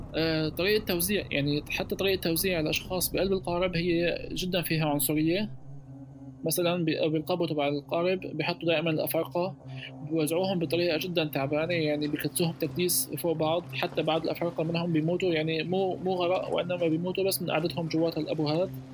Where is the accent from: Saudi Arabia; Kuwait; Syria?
Syria; moved away as an adult; also born or lived in Tripoli, Libya